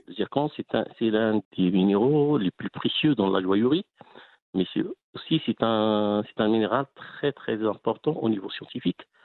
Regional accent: Aouli, Drâa-Tafilalet, Morocco; also born or lived in Midelt; now in Mibladen, Morocco; Je suis né à Aouli, c'est une ex-mine de 26 km de, de Midelt.

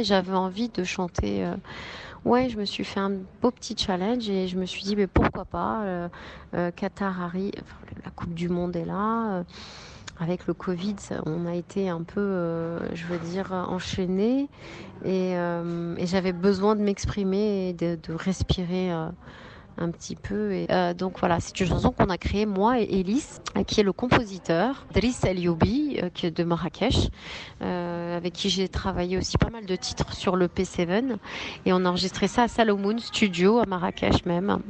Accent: France; je suis née en France. Je veux dire, je suis pas née au Maroc.

